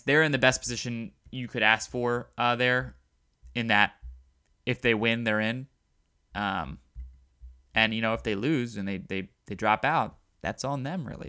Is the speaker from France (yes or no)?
no; Baltimore, Maryland, United States; I'm from Baltimore